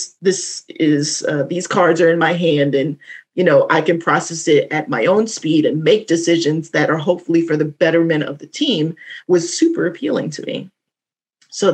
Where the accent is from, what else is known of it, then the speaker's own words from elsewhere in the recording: the South, United States; I'm from the South, so this was like a rite of passage. You would grow up playing spades